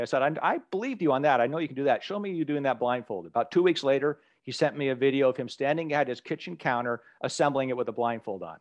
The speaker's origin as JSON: {"language": "English", "town": "Anchorage", "region": "Alaska", "country": "United States", "tie": "born or raised there", "said": "as a young kid growing up in Anchorage, Alaska"}